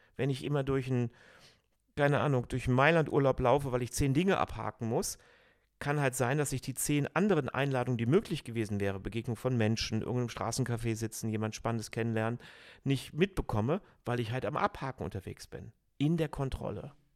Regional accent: Cologne, North Rhine-Westphalia, Germany; ich bin Rheinländer, Kölner, ich bin Halbägypter

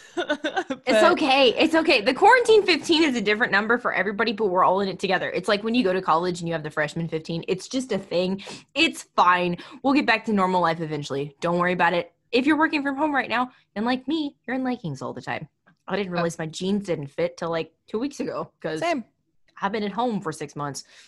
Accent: Texas, United States; I'm from Texas

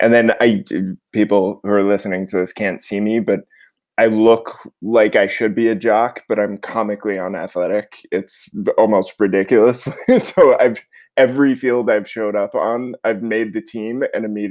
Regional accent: suburban Connecticut, United States; I grew up in suburban Connecticut, about an hour outside New York City

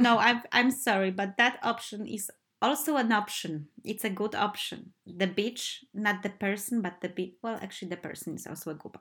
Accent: Poland; moved away as an adult; my uh, first life when I was a kid and teenager in Poland

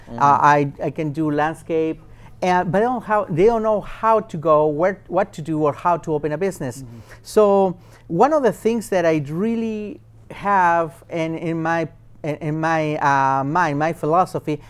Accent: Chile; now in United States; I'm from Chile, South America

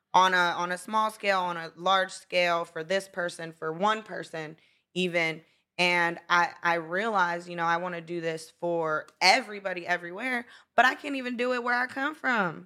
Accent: Brownsville, Pennsylvania, United States; born or raised there; moved away; also born or lived in Florida

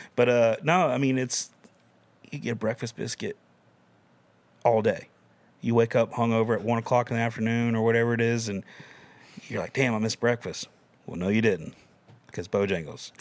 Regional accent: Camden County, Georgia, United States; moved away as an adult; now in Nashville, United States; I'm from Camden County, Georgia

